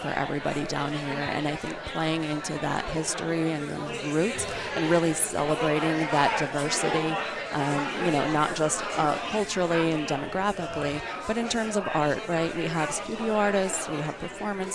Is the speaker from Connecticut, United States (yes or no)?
no; Chicago, Illinois, United States; now in Denver, United States; I'm originally from Chicago